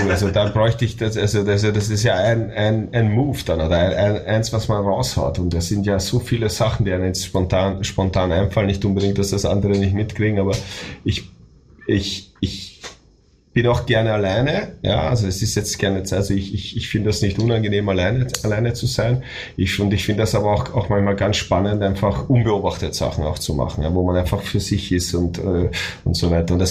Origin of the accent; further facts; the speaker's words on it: Austria; moved away as an adult; now in Germany; weil ich das ja auch als Österreicher jetzt Deutschland erlebt habe. Ich bin im Dezember 2000 nach Deutschland gezogen und seitdem ist das mein Lebensmittelpunkt, Lebensmittelpunkt meiner Familie